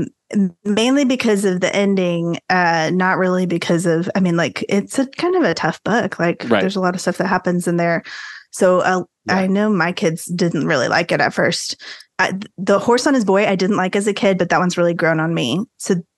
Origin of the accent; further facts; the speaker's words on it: San Antonio, Texas, United States; also born or lived in Arlington, Texas; I grew up here in San Antonio, Texas, which is where I still live